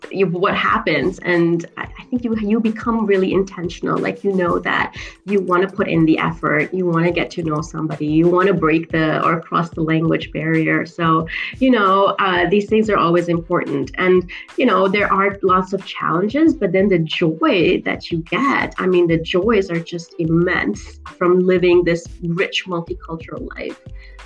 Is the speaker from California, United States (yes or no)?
no; New York, United States; I grew up in New York for quite a few years.